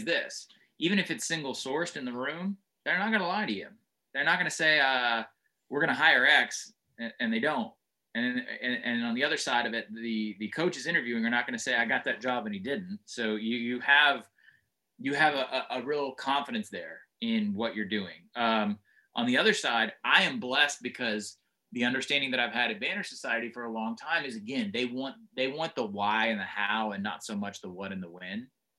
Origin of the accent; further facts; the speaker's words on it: Northeast, United States; also born or lived in South; I was raised by virtue of what my dad did in the Northeast for a long time, even though I'm from the South.